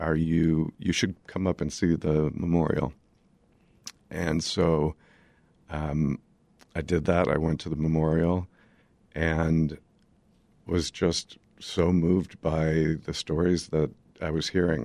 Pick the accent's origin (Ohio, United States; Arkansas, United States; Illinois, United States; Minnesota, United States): Illinois, United States; Highland Park; I grew up in Highland Park and raised my kids there